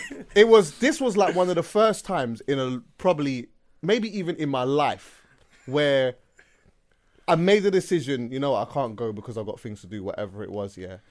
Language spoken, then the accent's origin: English; London, United Kingdom; accent: English; I'm from London, like, I'm from London